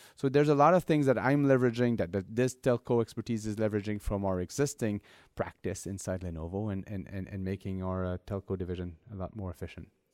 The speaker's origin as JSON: {"language": "English", "town": "Montreal", "region": "Quebec", "country": "Canada", "tie": "born or raised there", "said": "my hometown in Montreal"}